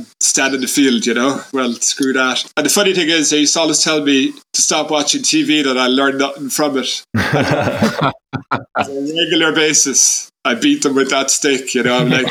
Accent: Ireland; I grew up in Ireland in the 1980s in a tiny town that I'm in now, like 5,000 people

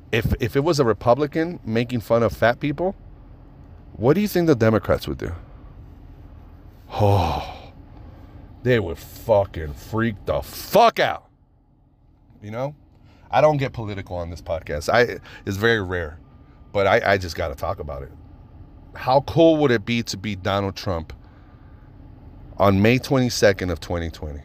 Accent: Fresno, California, United States; also born or lived in Mexico; I'm from shitty Fresno

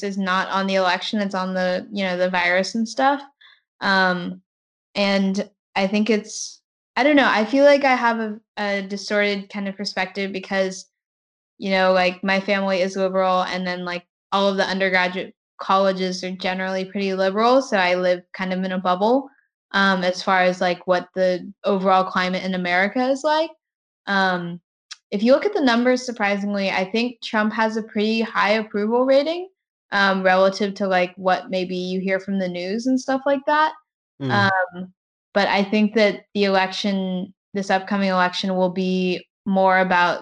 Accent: Southern Texas, United States; moved away as an adult; also born or lived in Maine / Bristol / California; I'm someone from Southern Texas

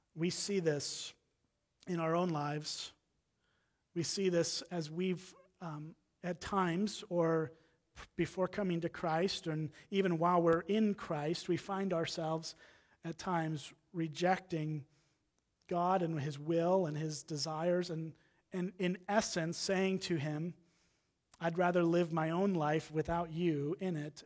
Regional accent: Round Lake Beach, Illinois, United States; moved away as an adult; now in Wisconsin, United States; I grew up in Round Lake Beach, Illinois, just on the other side of the Wisconsin, Illinois line here

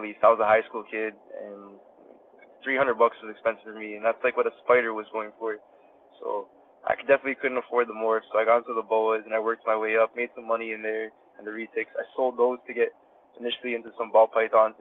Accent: Toronto, Ontario, Canada; I grew up in Toronto, Canada, and then I recently moved to like a suburb next to Toronto

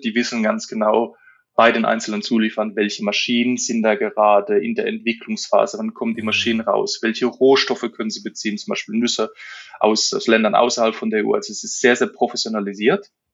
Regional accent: Germany; wir sind Deutsche

